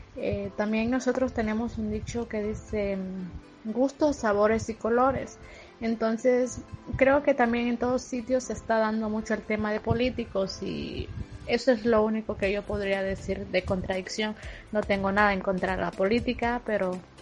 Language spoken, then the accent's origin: Spanish; Honduras; moved away as an adult; now in Spain; soy una chica hondureña que emigré con propósitos y con muchos objetivos